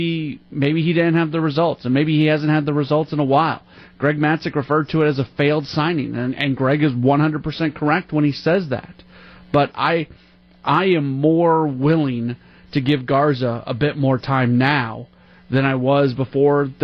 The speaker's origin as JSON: {"language": "English", "town": "St. Louis", "region": "Missouri", "country": "United States", "tie": "born or raised there", "moved": "yes", "said": "I grew up in St. Louis"}